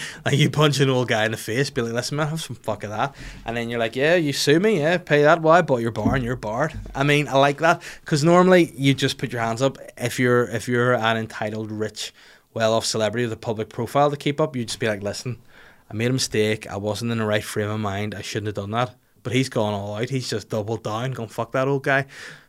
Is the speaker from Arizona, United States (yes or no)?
no; Huntington Beach, California, United States; No, I have to make sure people know I'm from Huntington Beach because I have family there.